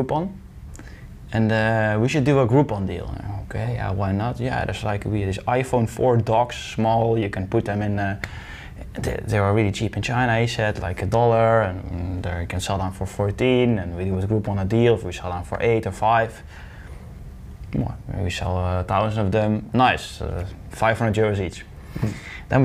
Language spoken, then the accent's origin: English; Deurne, North Brabant, Netherlands; I'm from Deurne. It's a small village in 20 minutes from Eindhoven